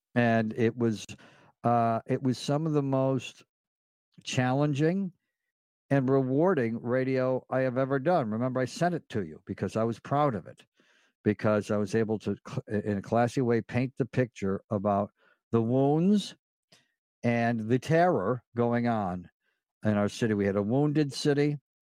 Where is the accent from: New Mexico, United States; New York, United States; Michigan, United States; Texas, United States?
New York, United States; Delmar; now in Los Angeles, United States; growing up in Del Mar, New York